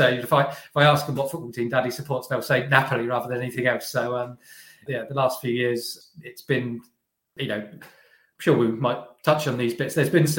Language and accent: English; England, United Kingdom; So, growing up in England, Diego Maradona doesn't have the greatest of names in England